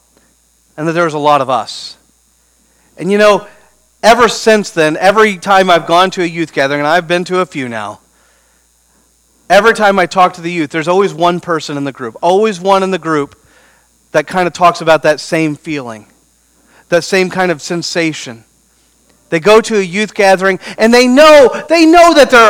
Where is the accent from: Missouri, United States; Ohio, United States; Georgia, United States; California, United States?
Missouri, United States; Beaufort; I grew up in Beaufort, Missouri, population 200